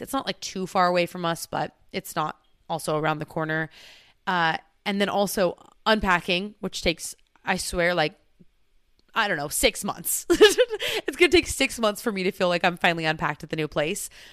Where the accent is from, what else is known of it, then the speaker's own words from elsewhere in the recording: California, United States; moved away as an adult; now in Washington, United States; growing up in California